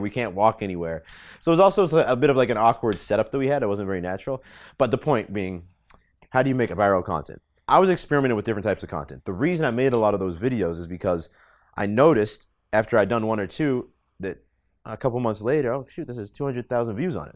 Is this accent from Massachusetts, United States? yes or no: yes; Boston, Massachusetts, United States; moved away as an adult; I grew up in Boston mainly